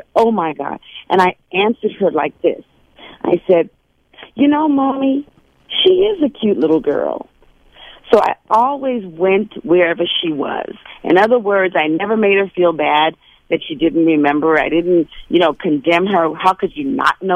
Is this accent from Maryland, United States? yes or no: no; New York City, New York, United States; me growing up in Brownsville